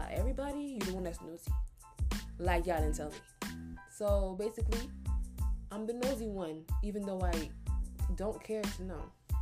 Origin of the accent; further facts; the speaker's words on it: United States; also born or lived in Nigeria; I'm Nigerian. So basically, I'm Nigerian American. I came here when I was like very young. I was like 2 years old. I was a baby. And I was raised here for the rest of my life after